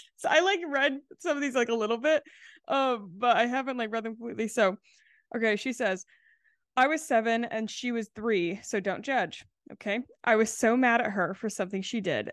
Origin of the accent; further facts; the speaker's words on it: Charleston, South Carolina, United States; I grew up in the South, so we didn't have basements